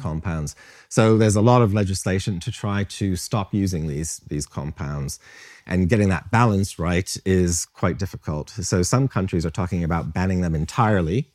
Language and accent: English; Maine, United States; moved away as an adult; also born or lived in Vermont / United Kingdom; now in London, United Kingdom; I'm an American. I'm born, born in the state of Maine, up in the northeastern part of the States